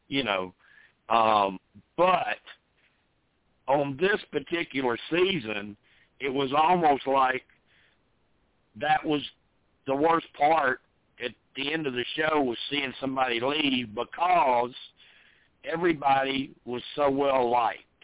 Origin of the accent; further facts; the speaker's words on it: the South, United States; I was born and raised in the South